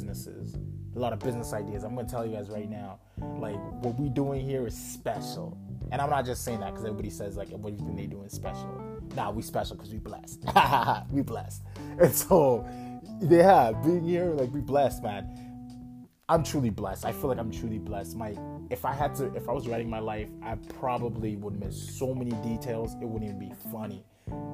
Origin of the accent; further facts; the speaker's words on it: Calgary, Alberta, Canada; English is a second language; also born or lived in Ghana / Toronto; I was born in Ghana. Came to Canada, Calgary specifically. Well, we stopped in Toronto for a bit, but Calgary specifically. When I was 8